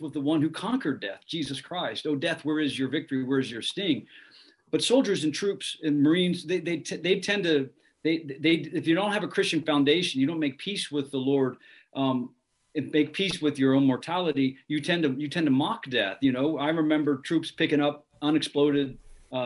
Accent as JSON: {"language": "English", "region": "Ohio", "country": "United States", "moved": "yes", "said": "I'm from Ohio"}